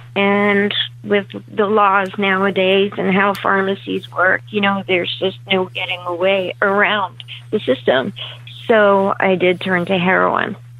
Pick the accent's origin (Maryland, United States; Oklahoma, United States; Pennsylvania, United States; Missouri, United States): Pennsylvania, United States; Leesport; I grew up in the Leesport area, um, up towards Reading, PA.